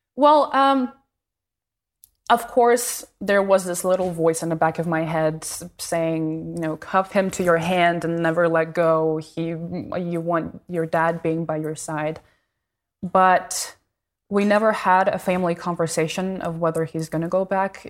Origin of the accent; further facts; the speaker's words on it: Moscow, Russia; moved away; I grew up in Moscow